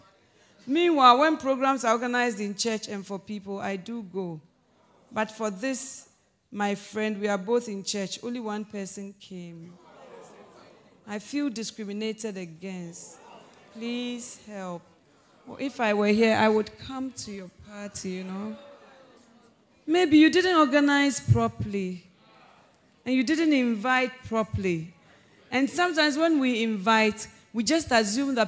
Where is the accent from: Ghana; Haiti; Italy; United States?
Ghana; I'm Ghanaian